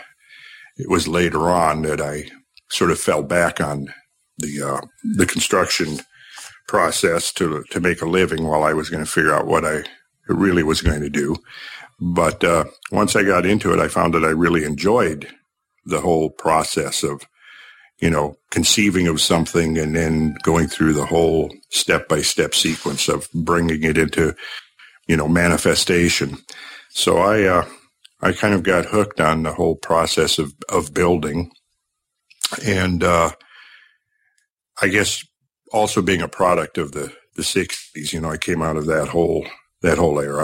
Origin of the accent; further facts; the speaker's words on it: Minnesota, United States; where I grew up in Minnesota.